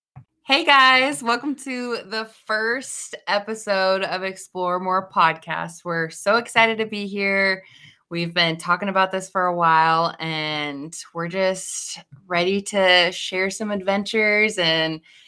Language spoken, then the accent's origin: English; Idaho, United States; also born or lived in Nebraska; So I feel like I did most of my growing up in Idaho, though, so I say I'm from Idaho because I moved here at a fairly young age